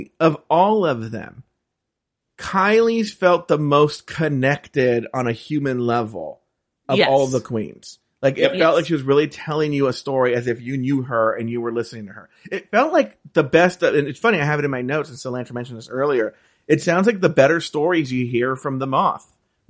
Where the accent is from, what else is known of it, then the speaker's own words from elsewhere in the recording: Sherman Oaks, California, United States; I'm not actually like, from LA. I'm from Sherman Oaks.